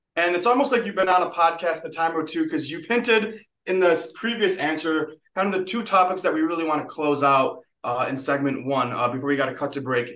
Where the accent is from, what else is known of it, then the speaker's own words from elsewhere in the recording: Utica, New York, United States; I was from Utica